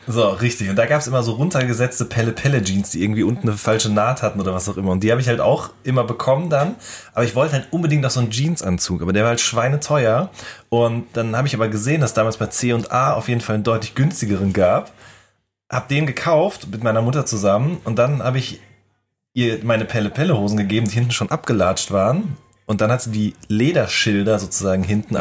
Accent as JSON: {"language": "German", "area": "Ruhr area", "region": "North Rhine-Westphalia", "country": "Germany", "said": "ich komme ja aus dem Pott"}